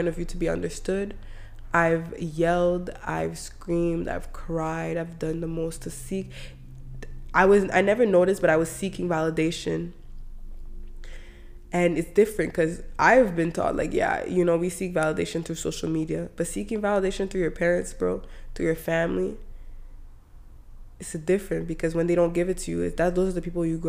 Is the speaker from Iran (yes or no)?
no; Canada; I grew up in Canada